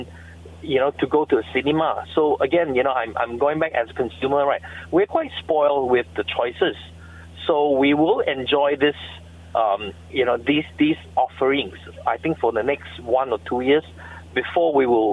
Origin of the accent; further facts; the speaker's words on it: Malaysia; as a Malaysian